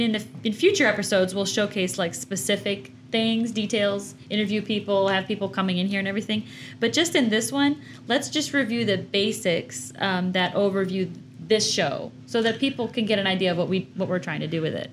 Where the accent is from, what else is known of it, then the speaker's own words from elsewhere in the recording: Chicago, Illinois, United States; moved away as an adult; now in Georgia, United States; I'm born and raised in Chicago